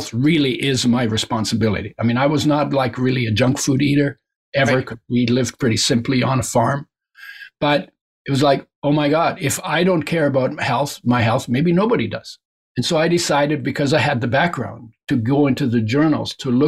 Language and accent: English; near the West Coast of Canada, Canada; first language German; English is a second language; also born or lived in Germany; I grew up near the West Coast.